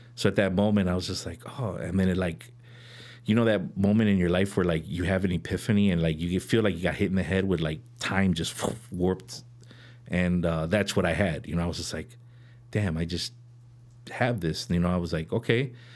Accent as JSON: {"language": "English", "town": "Chicago", "region": "Illinois", "country": "United States", "tie": "born or raised there", "said": "I'm from Chicago originally, born and raised, um, born on, on the north side, uh, in Edgewater."}